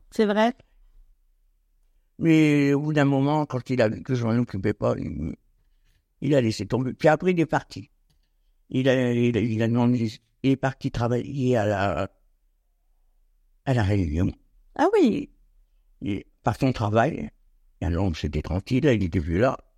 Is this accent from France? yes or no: yes; a small village near Clermont, Oise, Hauts-de-France, France; moved away as an adult; now in Nogent-sur-Oise, France; C'était pas une ville, c'était un petit, un petit village Je suis né là-bas, moi d'ailleurs.